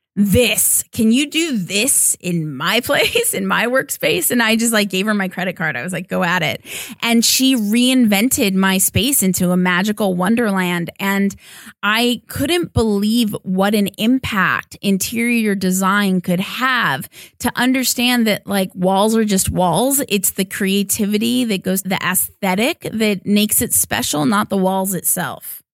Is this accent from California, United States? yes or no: yes; Los Angeles, California, United States; my hometown